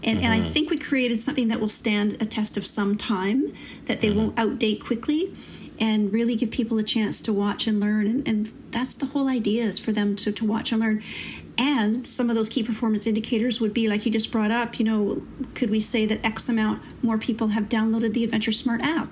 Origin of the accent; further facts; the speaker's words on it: St. Catharines, Ontario, Canada; moved away as an adult; now in British Columbia, Canada; I'm originally from Ontario. and came from a town called St. Catharines in southern Ontario.